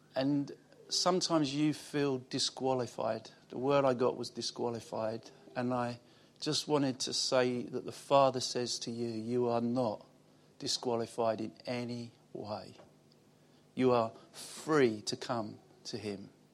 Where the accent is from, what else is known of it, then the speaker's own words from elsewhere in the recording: Basildon, East of England, United Kingdom; also born or lived in Wickford; I'm from Basildon.